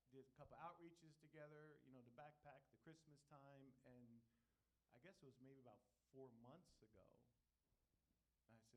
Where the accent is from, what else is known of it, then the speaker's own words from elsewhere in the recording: Philadelphia, Pennsylvania, United States; moved away as an adult; now in Allentown, United States; we're originally from Philadelphia, so we understand the urban context